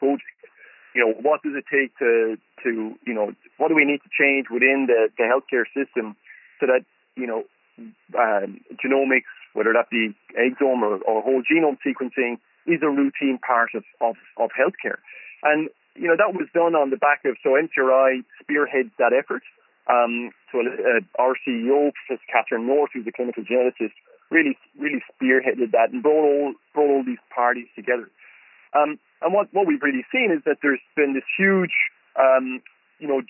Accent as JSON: {"language": "English", "country": "Ireland", "tie": "born or raised there", "also_born_or_lived": "County Cork, Ireland / Galway, Ireland", "moved": "as an adult", "lives_now": "Melbourne, Australia", "said": "Growing up in Ireland"}